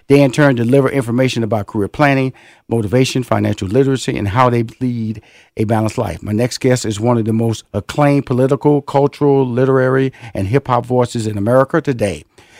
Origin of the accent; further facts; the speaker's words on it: Houston, Texas, United States; Born and raised in Houston, Texas. That's where I'm from.